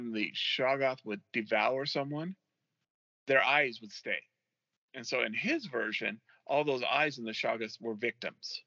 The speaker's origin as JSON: {"language": "English", "town": "Oxnard", "region": "California", "country": "United States", "tie": "born or raised there", "said": "my hometown, Oxnard, California"}